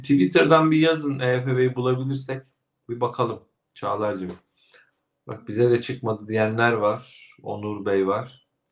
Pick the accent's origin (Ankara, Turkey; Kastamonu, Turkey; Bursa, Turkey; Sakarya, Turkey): Kastamonu, Turkey; moved away; Memleketim Kastamonu'ya